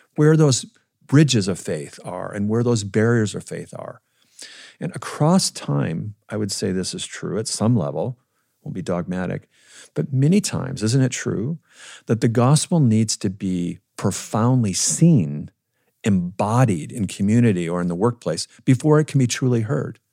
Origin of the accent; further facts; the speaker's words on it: Minnesota, United States; I grew up in Minnesota